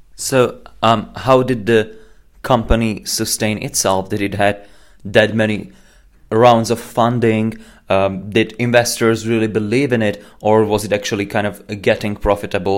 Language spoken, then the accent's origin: English; Slovakia; I'm from Slovakia